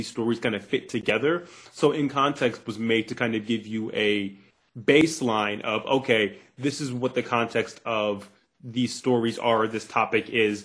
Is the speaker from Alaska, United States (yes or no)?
no; Cleveland, Ohio, United States; moved away as an adult; also born or lived in the South; I'm originally from Cleveland, Ohio, 216. And, I moved down to the South when I was about 19